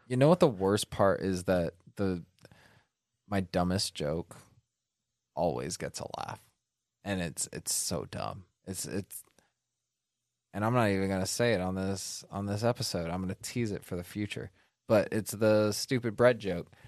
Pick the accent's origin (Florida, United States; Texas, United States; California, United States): California, United States; Northern; moved away; I'm from Northern California, so I'm fucking local enough.